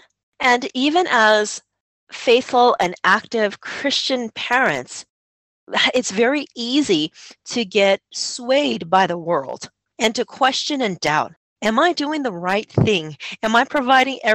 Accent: United States; moved away as an adult; Growing up in America and living life in America

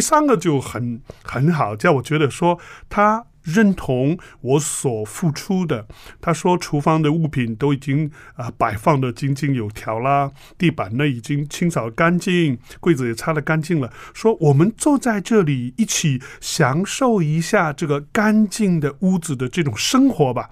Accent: China; 我们中国人

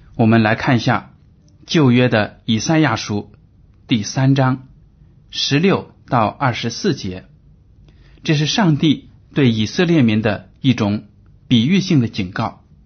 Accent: China; 我们中国人在这个生活水平上有了很大的提高

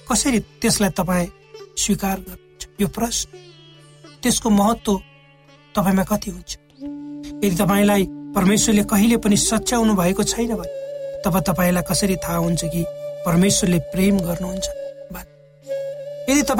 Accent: Nepal; born or raised there

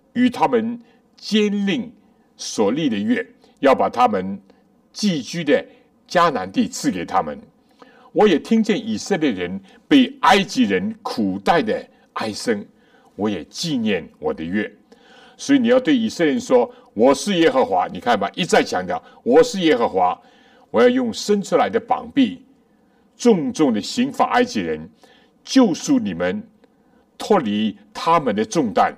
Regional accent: China; 我们中国人

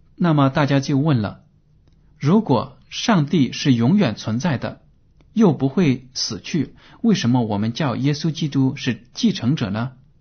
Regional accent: China; 我们中国人

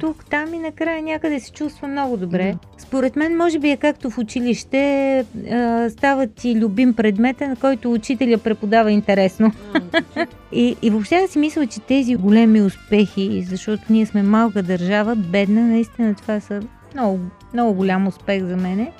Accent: Northwestern Bulgaria, Bulgaria; Това в северо-запада, нали, в моя роден град е толкова типично

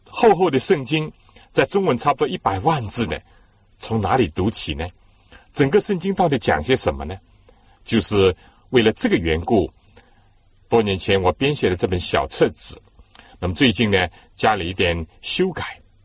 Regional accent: China; 我们中国人呢，很少是喝生水、冷水的

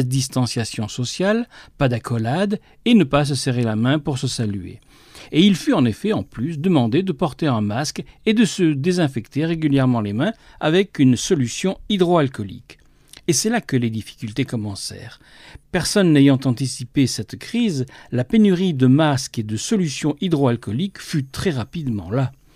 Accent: France; ici, chez nous, en France

